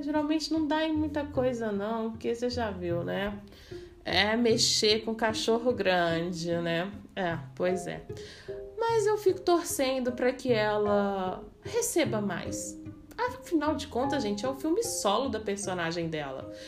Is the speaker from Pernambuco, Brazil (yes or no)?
no; Minas Gerais, Brazil; eu sou mineira e eu tomo cafezinho